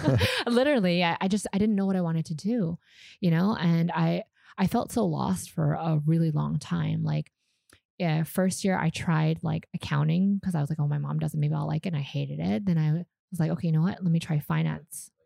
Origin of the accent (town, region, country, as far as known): Vancouver, British Columbia, Canada; born or raised there; first language Vietnamese; English is a second language; moved away as an adult; also born or lived in Calgary, Canada; now in Vietnam